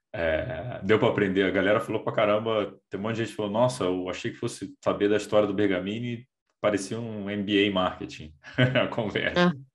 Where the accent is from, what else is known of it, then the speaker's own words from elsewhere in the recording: Brasília, Federal District, Brazil; now in São Paulo, Brazil; Eu, eu sou de Brasília, moro em São Paulo há quatorze anos